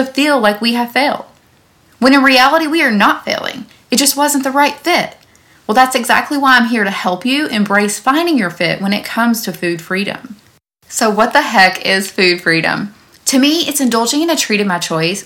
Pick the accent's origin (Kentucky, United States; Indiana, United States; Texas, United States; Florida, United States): Kentucky, United States; Owensboro; my hometown of Owensboro, Kentucky